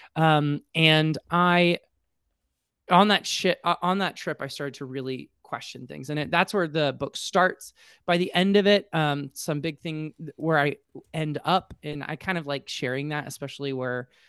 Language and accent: English; Colorado Springs, Colorado, United States; moved away as an adult; now in Atlanta, United States; I grew up in Colorado Springs, so very evangelical